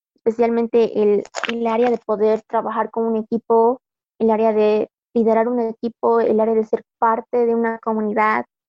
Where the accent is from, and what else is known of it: Bolivia